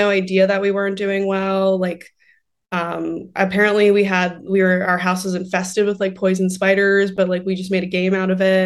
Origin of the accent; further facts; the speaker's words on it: Port St. Lucie, Florida, United States; now in Los Angeles, United States; I grew up in Florida. I grew up in Port St. Lucie and not like the best area